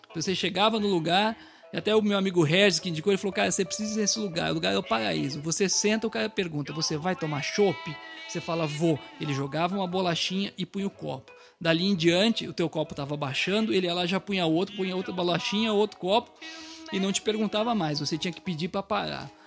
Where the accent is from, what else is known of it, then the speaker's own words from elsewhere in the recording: São Paulo, Brazil; bom paulistano